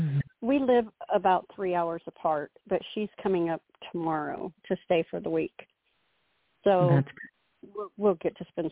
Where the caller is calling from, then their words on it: Oklahoma, United States; I'm calling from Oklahoma.